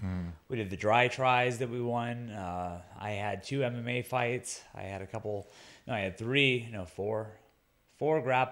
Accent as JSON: {"language": "English", "country": "Guam", "tie": "born or raised there", "said": "My hometown is where I started out. And then, you know, I traveled around. I fought in California, the Middle East, Asia, all over. But there has never been a place that gets behind its athletes like I do, like I feel that Guam does."}